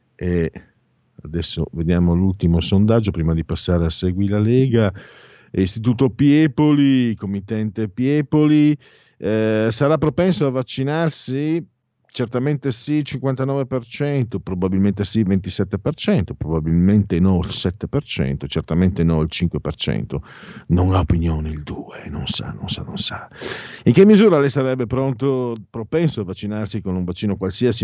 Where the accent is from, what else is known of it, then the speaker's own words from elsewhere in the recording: Italy; now in Milan, Italy; da dove vengo io, cioè tra Friuli e Veneto